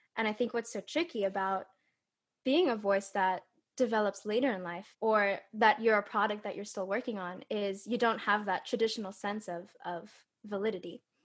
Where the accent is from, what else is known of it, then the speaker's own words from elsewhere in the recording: California, United States; I was born and raised in California